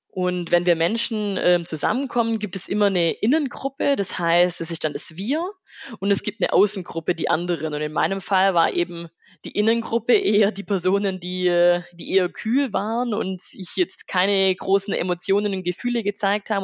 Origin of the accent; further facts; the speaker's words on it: Rottweil district, Baden-Württemberg, Germany; Ich komme aus dem Landkreis Rottweil, aus einem kleinen ähm, Dorf mit 1000, 1000 Seelen